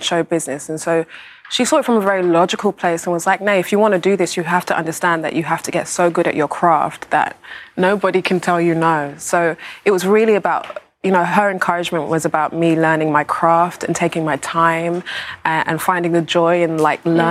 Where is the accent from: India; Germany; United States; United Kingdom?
United Kingdom; accent: British; I'm very British.